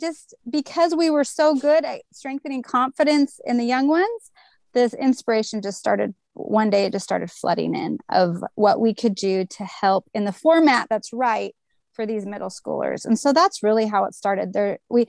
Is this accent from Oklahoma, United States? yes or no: no; California, United States; And I'm born and raised in Southern California. And we are a beach family. We love it so much.